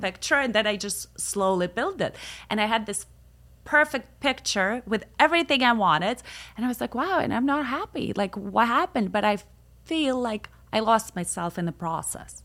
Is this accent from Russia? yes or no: yes; Moscow, Russia; moved away as an adult; also born or lived in Milan / Newport Beach / Los Angeles; now in United States; I grew up in Moscow